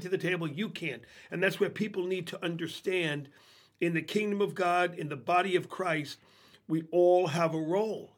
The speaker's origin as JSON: {"language": "English", "town": "New York City", "region": "New York", "country": "United States", "tie": "born or raised there", "moved": "as an adult", "said": "I grew up in New York City"}